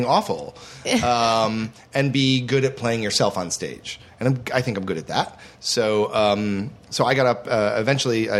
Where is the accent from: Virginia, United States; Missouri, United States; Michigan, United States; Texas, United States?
Michigan, United States; Detroit; moved away; I'm from, like, suburban Detroit area